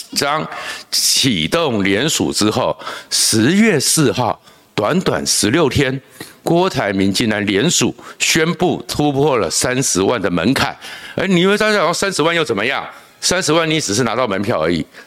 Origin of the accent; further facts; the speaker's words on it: Taiwan; 我们在小时候在眷村里面